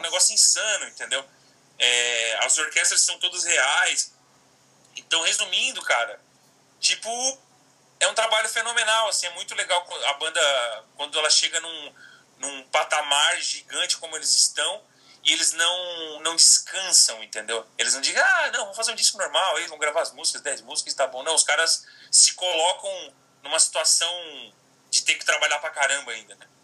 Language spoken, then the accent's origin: Portuguese; Criciúma, Santa Catarina, Brazil; moved away; Fiz um workshop em Criciúma, na minha cidade natal, lá em Santa Catarina